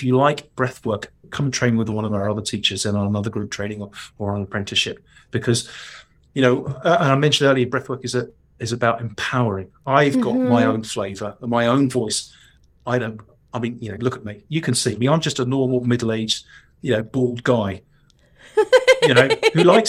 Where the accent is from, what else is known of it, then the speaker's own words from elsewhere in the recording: London, United Kingdom; accent: cockney; my cockney criminal accent